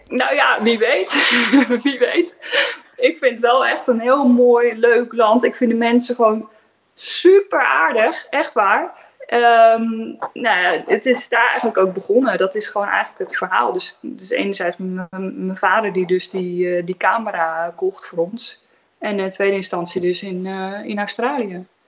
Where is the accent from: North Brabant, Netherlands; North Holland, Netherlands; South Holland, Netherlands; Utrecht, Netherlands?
South Holland, Netherlands; Katwijk; now in Rijnsburg, Netherlands; Ik kom niet uit het Westland, ik kom uit Katwijk